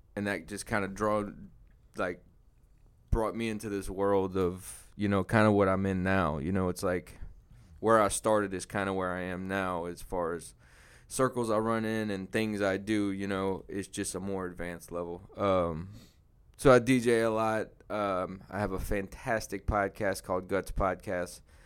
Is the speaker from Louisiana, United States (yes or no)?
yes; New Orleans, Louisiana, United States; moved away as an adult; now in Houston, United States; I'm from New Orleans, Louisiana. Came to Houston about seven years ago